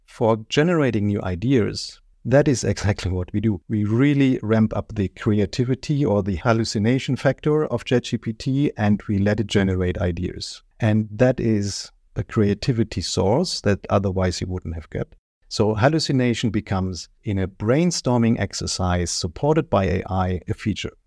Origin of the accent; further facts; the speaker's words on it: Germany; English is a second language; You might hear it from my accent. I'm, uh, born and raised in Germany.